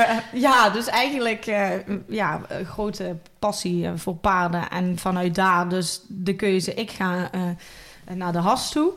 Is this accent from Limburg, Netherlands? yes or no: yes; Valkenburg aan de Geul, Limburg, Netherlands; accent: Limburgish; ik kom uit Valkenburg aan de Hul